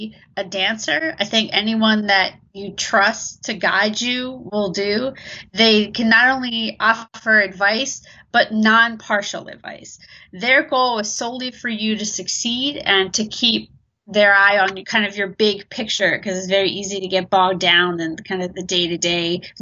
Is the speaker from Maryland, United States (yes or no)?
yes; Baltimore, Maryland, United States; also born or lived in Abingdon; I'm a dancer from Baltimore, Maryland on the East Coast. I'm currently based out of Abingdon.